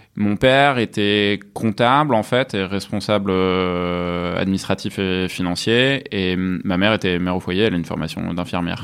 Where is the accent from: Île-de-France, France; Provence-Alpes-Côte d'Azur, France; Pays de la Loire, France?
Provence-Alpes-Côte d'Azur, France; near Avignon; moved away as an adult; also born or lived in Rouen, Normandy / Lyon; now in Paris, France; Je suis né à Rouen, en Normandie, et mhm. puis après j'ai vécu euh, en Provence, en fait, depuis l'âge de 10 ans. Mhm. à côté d'Avignon